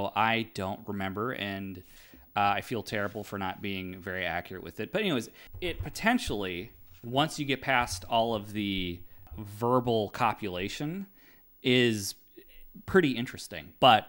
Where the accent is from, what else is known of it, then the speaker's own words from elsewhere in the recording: Fergus Falls, Minnesota, United States; we could say I'm from Fergus Falls. And that is literally, I think, maybe the butthole of Minnesota.